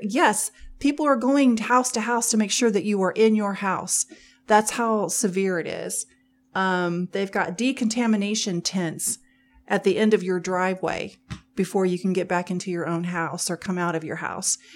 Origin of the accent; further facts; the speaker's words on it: Missouri, United States; we're from Missouri